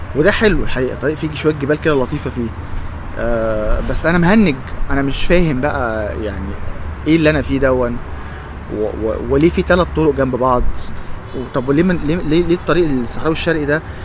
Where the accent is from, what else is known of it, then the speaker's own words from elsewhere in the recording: Egypt; انا من مصر هنا